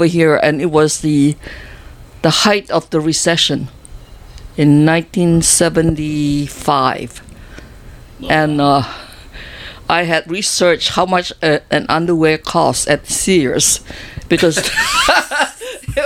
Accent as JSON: {"language": "English", "country": "Singapore", "tie": "born or raised there", "also_born_or_lived": "Australia", "moved": "as an adult", "lives_now": "Honolulu, United States", "said": "I am 70 years old, and I came from Singapore."}